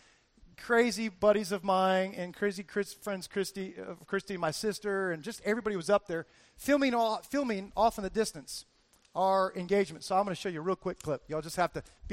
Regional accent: Fort Lauderdale, Florida, United States; I'm from Fort Lauderdale, Florida

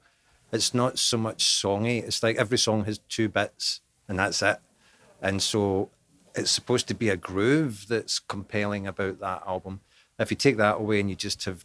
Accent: Scotland, United Kingdom

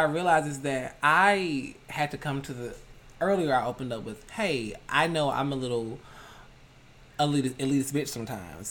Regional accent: Decatur, United States; I'm from Decatur

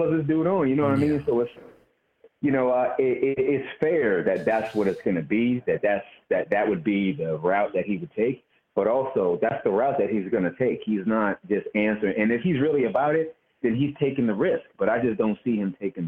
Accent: East Coast, United States; I grew up on the East Coast in my grandmama's kitchen

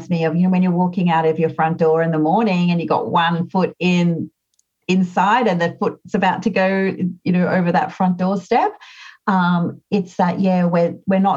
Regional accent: Australia; I'm an Australian.

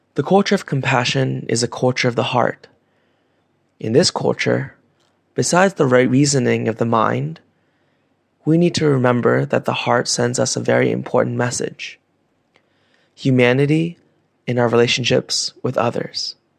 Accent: Vietnam; Growing up in Vietnam

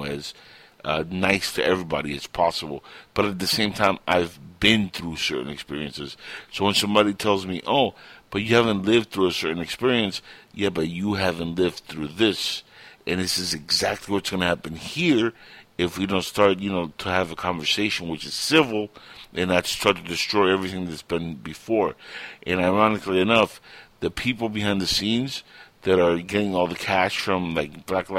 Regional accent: Cuba; moved away; I come from Cuba

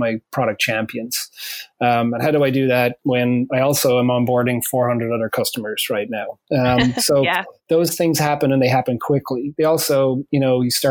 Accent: Ireland; now in United States; I'm originally from Ireland, living here in the United States now

